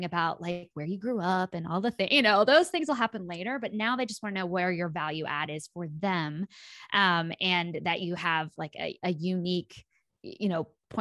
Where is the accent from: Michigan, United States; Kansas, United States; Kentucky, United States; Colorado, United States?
Kansas, United States; rural; I grew up in Kansas